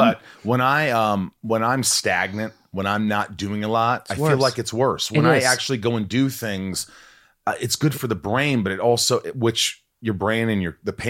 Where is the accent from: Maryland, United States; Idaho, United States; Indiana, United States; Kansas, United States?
Indiana, United States; southern; moved away; also born or lived in New York; I grew up in Indiana. I was born in New York, but I grew up in a small town in Indiana, okay. Southern Indiana.